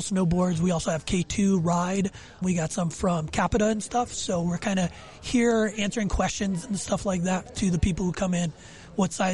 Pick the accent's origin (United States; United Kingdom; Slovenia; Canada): United States; Connecticut; I'm from Connecticut. Mm-hmm. That's where I'm out